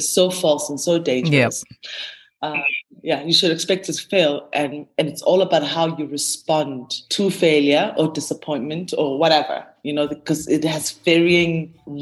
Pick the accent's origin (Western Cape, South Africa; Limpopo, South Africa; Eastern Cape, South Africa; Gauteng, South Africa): Eastern Cape, South Africa; Gqeberha; moved away; also born or lived in Mthatha, Transkei / Johannesburg; I grew up in the Eastern Cape, Ebai, which is now known as Gqeberha.